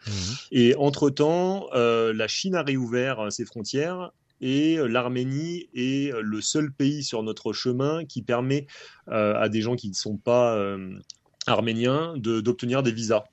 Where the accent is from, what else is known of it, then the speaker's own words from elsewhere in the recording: France; quand on est français